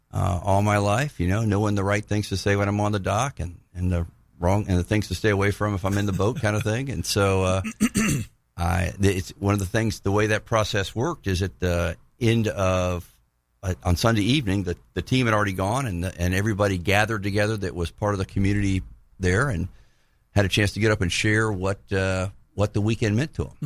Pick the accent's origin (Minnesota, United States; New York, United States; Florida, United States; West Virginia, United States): Florida, United States; Tallahassee; also born or lived in Pensacola, Florida; I grew up in Tallahassee